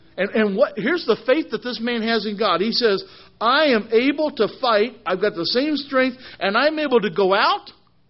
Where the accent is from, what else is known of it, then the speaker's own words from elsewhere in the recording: Missouri, United States; I'm from Missouri, okay? We're not really Southern, but we know how to make tea in Missouri